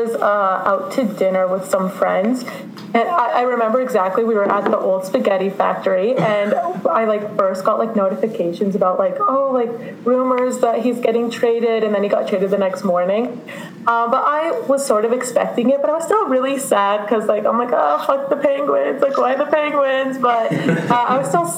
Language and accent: English; Calgary, Alberta, Canada; I was born and raised in Calgary, but my parents are from Syria, actually